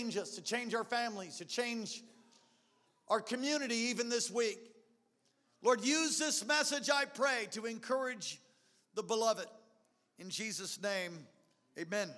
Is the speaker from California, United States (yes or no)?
no; Long Island, New York, United States; I grew up in Long Island, New York, oh, so many years ago